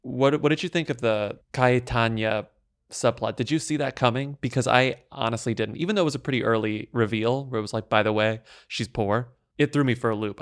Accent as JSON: {"language": "English", "region": "Texas", "country": "United States", "said": "I'm from Texas, too."}